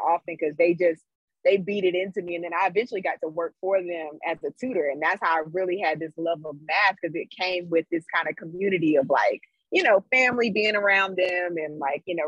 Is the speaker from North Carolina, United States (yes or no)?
yes; Greensboro, North Carolina, United States; moved away as an adult; also born or lived in San Francisco; now in California, United States; But I am from Greensboro, North Carolina. So I was raised in Greensboro.